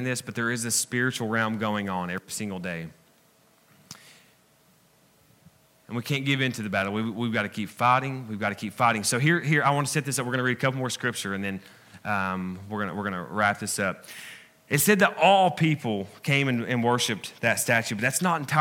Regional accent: the South, United States; I'm from the South, man, okay? I have some education, but I'm still country

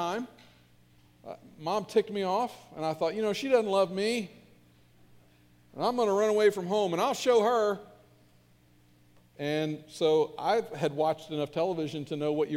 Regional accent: Northern Kentucky, United States; I grew up in Northern Kentucky in a great church

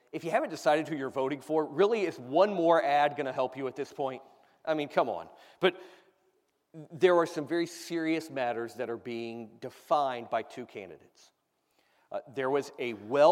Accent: United States; I, as an American

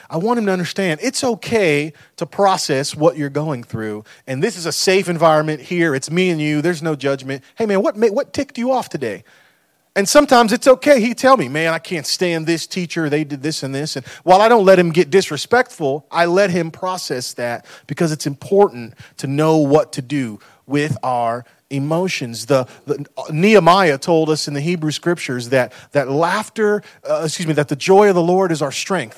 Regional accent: United States; we've done as American people

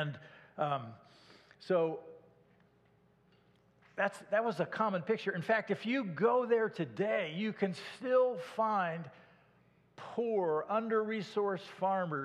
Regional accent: Iowa, United States; moved away as an adult; also born or lived in Garland, Texas; I was raised in Iowa

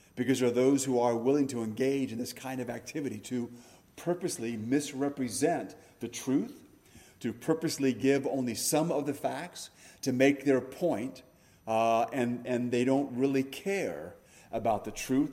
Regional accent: United States; we are Americans first and we're Christians second

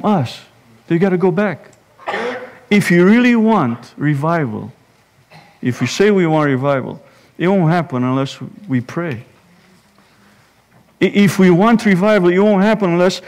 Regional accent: Romania; now in Indiana, United States; Growing up in Romania

